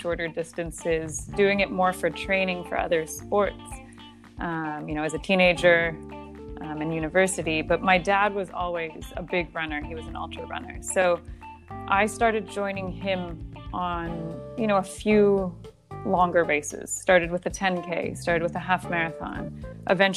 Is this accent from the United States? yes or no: no; Canada; moved away as an adult; now in Qatar; where I grew up in Canada